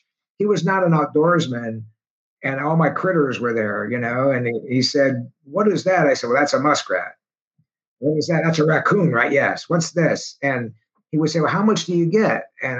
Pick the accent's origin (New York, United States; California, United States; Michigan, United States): New York, United States; Schenectady; growing up in Schenectady at the time, we would get snowfalls 2, 3, 4 feet at a shot.